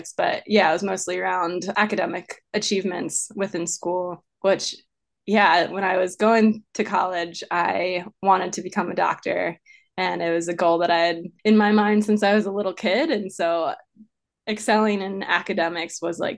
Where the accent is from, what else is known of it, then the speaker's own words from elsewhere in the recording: Maryland, United States; moved away as an adult; also born or lived in Arizona; I grew up in Maryland, kind of in the suburban areas